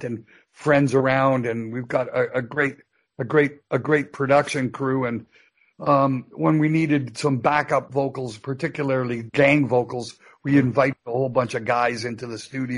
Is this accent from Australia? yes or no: no; Canada; I'm a Canadian citizen